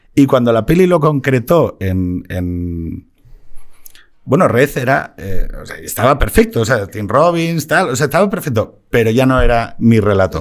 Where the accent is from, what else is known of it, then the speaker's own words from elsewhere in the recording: Gijón, Asturias, Spain; moved away; yo también me piro mm. de Gijón